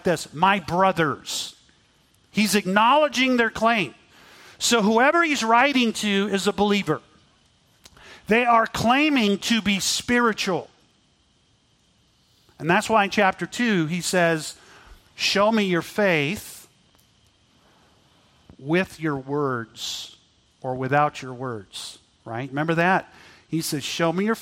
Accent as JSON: {"language": "English", "region": "Texas", "country": "United States", "tie": "born or raised there", "said": "I grew up in Texas, so I got to ride quite a bit and enjoy riding horses"}